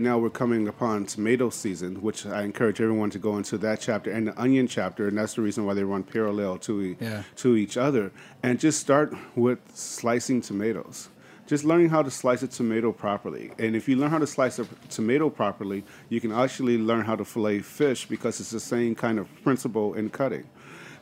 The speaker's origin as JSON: {"language": "English", "town": "Chicago", "region": "Illinois", "country": "United States", "tie": "born or raised there", "moved": "as an adult", "lives_now": "Atlanta, United States", "said": "in downtown Chicago, between Chinatown, Russiantown, and Greektown, not too far away"}